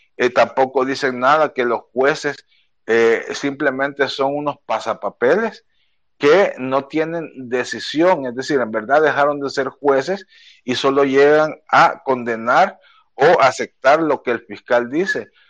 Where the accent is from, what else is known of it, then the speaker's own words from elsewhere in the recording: El Salvador; nuestro país